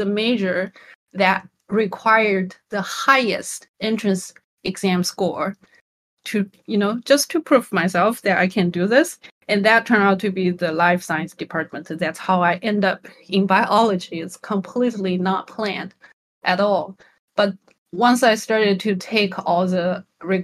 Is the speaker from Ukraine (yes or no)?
no; China; moved away; I'm Chinese, and I was born and raised in China.